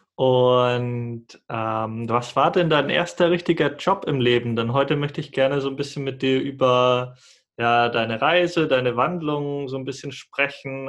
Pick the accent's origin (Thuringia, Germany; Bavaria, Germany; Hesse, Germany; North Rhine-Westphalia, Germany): Bavaria, Germany; Munich district; moved away; meine Familie sitzt in Bayern, da wo ich herkomme, Landkreis München